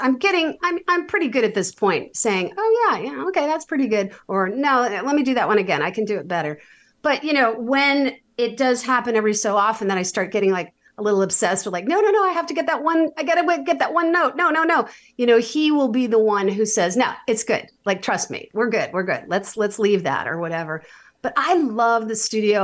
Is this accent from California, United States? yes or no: no; New York City, New York, United States; I was a very, like, super overscheduled, ambitious New York City kid.